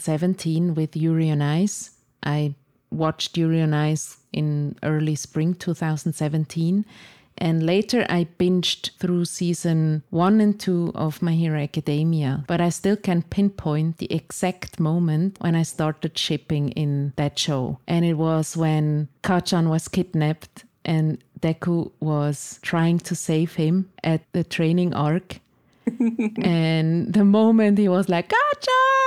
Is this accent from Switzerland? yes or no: yes; Switzerland; English is a second language; you can hear from my accent that I'm not from the United States. I'm from Switzerland